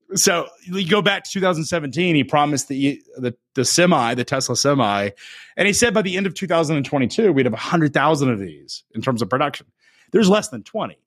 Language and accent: English; United States; as an American